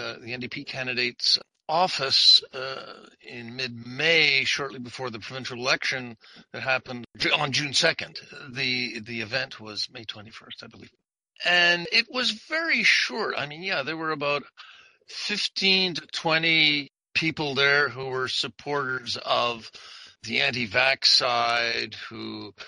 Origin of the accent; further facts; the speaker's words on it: Montreal, Quebec, Canada; I came from Montreal